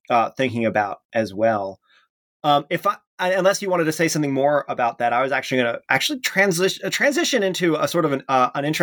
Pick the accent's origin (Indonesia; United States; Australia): United States; the South; born or raised there; moved away as an adult; also born or lived in West Tennessee; now in Wisconsin, United States